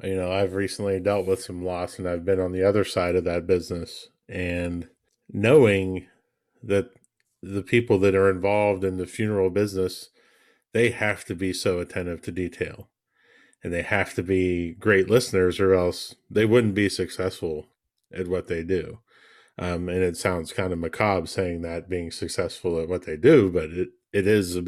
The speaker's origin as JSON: {"language": "English", "region": "West Virginia", "country": "United States", "said": "my home state of West Virginia."}